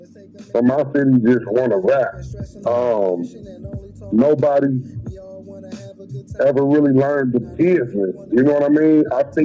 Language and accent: English; Cincinnati, Ohio, United States; I'm from Cincinnati, man, Ohio